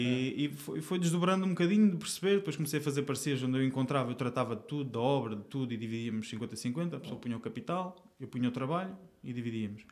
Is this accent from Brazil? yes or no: no; Aveiro, Centro, Portugal; moved away as an adult; now in Lisbon, Portugal; eu, não sou daqui de Lisboa, eu vim, eu vim de Aveiro